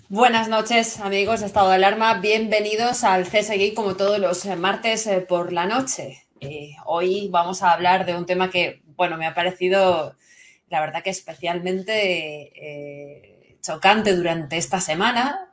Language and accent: Spanish; Valencia, Valencian Community, Spain; les habla desde aquí de Valencia, soy valenciana